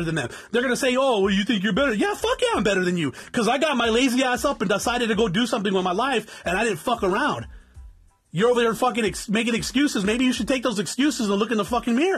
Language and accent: English; South Tucson, Arizona, United States; I'm from South Tucson and that's the way we talk